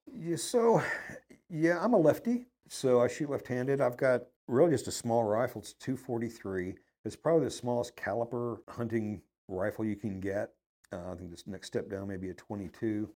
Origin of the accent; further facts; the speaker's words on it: Dallas, Texas, United States; also born or lived in Wooster, Ohio; now in Houston, United States; growing up in Dallas